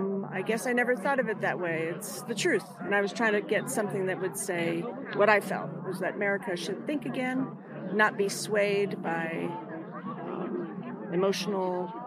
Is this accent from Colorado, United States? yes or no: yes; Denver, Colorado, United States; I'm from Denver.